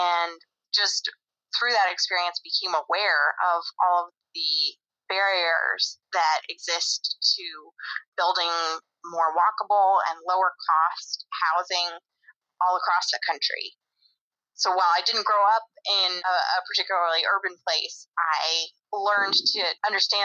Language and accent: English; Grand Junction, Colorado, United States; moved away as an adult; also born or lived in Baltimore; now in Washington, D.C., United States; I grew up in Grand Junction, Colorado, which is a relatively small town in western Colorado.